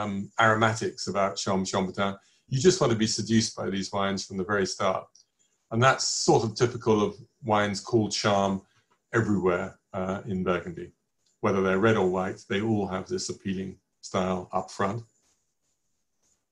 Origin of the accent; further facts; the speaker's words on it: England, United Kingdom; I'm English